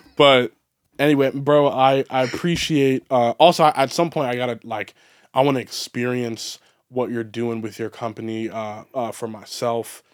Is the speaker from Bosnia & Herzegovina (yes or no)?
no; Baltimore, Maryland, United States; growing up in Baltimore